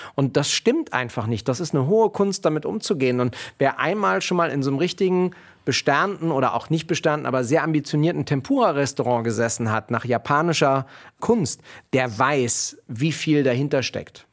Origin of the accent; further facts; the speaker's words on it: Berlin, Germany; Ich bin ja in Kreuzberg groß geworden